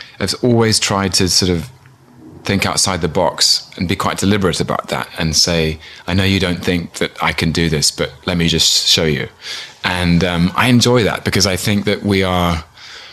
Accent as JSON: {"language": "English", "region": "London", "country": "United Kingdom", "tie": "born or raised there", "said": "I was born in London in 1981."}